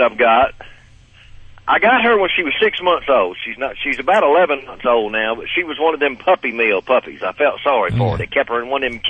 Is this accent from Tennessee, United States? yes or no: no; Mobile, Alabama, United States; I call home Mobile, Alabama.